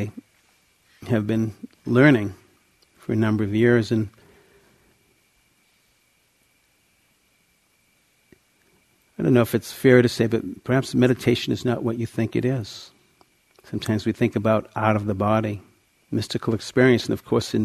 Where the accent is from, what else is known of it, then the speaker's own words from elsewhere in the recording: outside of Boston, Massachusetts, United States; I grew up outside of Boston in a Jewish home